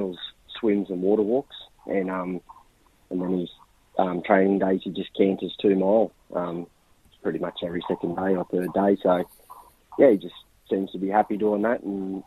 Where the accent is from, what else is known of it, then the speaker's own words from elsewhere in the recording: Bathurst, New South Wales, Australia; I was born in Bathurst, so New South Wales